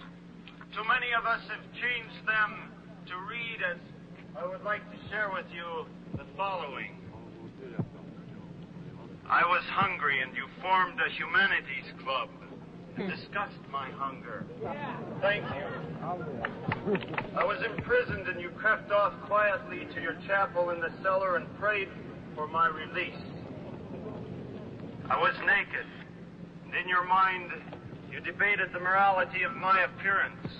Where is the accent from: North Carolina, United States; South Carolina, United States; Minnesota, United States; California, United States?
Minnesota, United States; I'm a Catholic priest from Minnesota